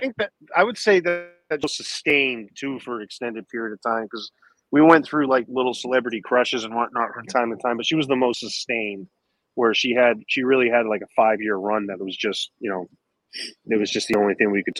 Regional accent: Lincoln, Maine, United States; From Lincoln, Maine, my hometown.

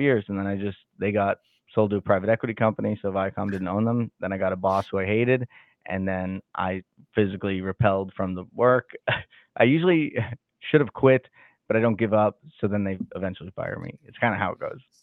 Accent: Salem, Massachusetts, United States; now in Kansas City, United States; I grew up in Salem, Massachusetts

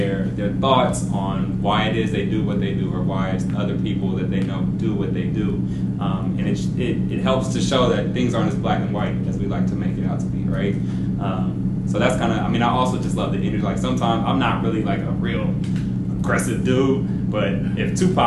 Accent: Oakland, California, United States; I'm actually from Oakland, born and raised

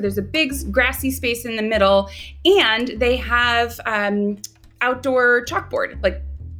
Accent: Chicago, Illinois, United States; also born or lived in New York / Indiana / Rwanda; I am from Chicago. I've lived a bunch of different places, but that's where I consider home.

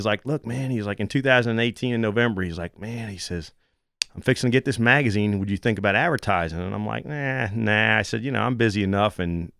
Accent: New York, United States; Long Island, where I grew up in New England. But I've been converted down here to a Saints fan.

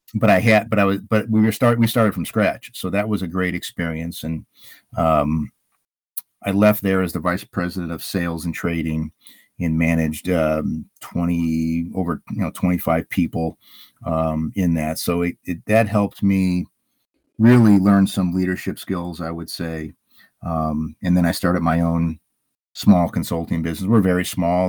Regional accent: Illinois, United States; now in Hayward, Wisconsin, United States; I'm from Illinois

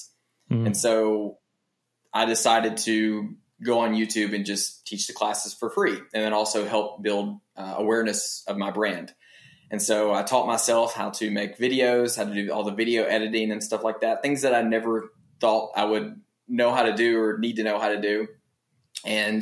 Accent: Tennessee, United States; I was born and raised in Tennessee.

